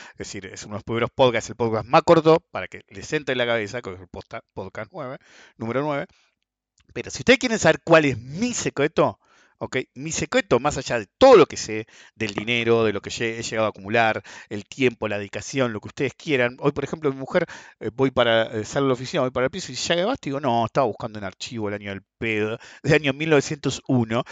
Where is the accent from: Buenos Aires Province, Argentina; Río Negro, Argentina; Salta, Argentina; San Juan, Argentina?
Buenos Aires Province, Argentina; en países como el nuestro, como Argentina